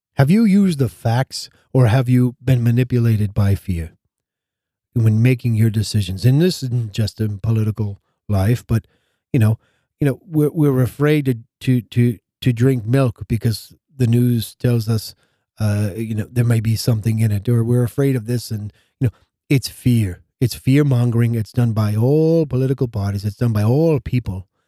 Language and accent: English; United States; As an American citizen